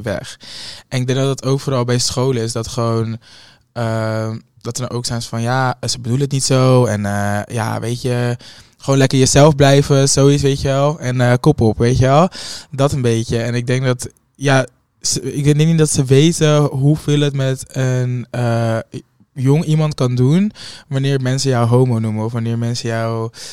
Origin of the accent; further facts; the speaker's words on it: Hoofddorp, North Holland, Netherlands; een hoofddorp ook ben, waar echt gewoon mijn eh, geboorte, nou, geboorteplek, waar ik ben opgegroeid